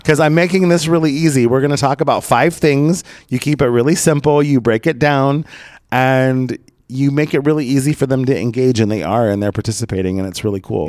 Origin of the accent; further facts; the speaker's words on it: Southern Oregon, United States; moved away as an adult; also born or lived in Portland; now in Los Angeles, United States; my hometown in Southern Oregon